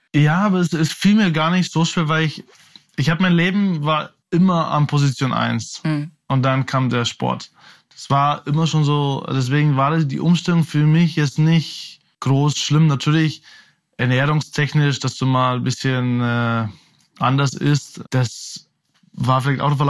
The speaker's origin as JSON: {"language": "German", "town": "Oberaudorf", "region": "Bavaria", "country": "Germany", "tie": "born or raised there", "also_born_or_lived": "Munich", "said": "dass ich eben aufgewachsen bin in Oberaudorf, dann bei Rosenheim gespielt habe, dann die, die meiste Zeit in München eben gelebt habe, habe ich mich immer als einer von uns Bayern eben halt auch gesehen"}